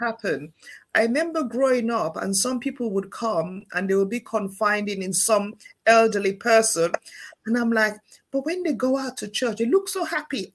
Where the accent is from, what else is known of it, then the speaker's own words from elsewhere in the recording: Sierra Leone; moved away; I grew up back home in Sierra Leone